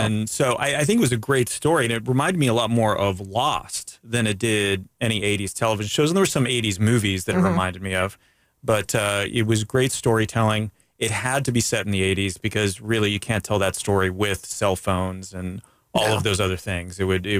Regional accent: Daytona Beach, Florida, United States; So again, growing up in Daytona, I wore flip-flops.

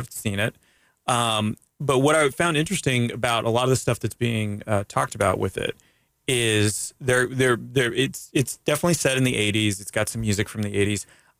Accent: Daytona Beach, Florida, United States; So again, growing up in Daytona, I wore flip-flops.

